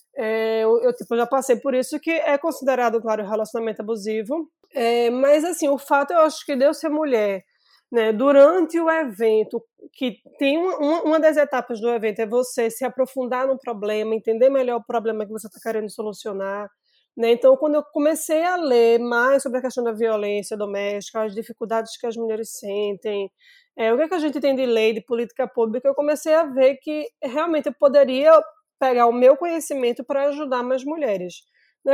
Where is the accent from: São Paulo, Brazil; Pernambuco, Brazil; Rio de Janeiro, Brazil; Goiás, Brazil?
Pernambuco, Brazil; Recife; eu sou recifense, sou aqui de Pernambuco